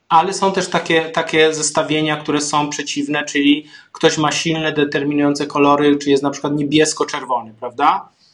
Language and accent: Polish; Zabłocie, Silesian Voivodeship, Poland; Ja pochodzę z Zabłocia, z takiej małej wsi, koło strumienia, koło pszczyny, więc moje rodzinne strony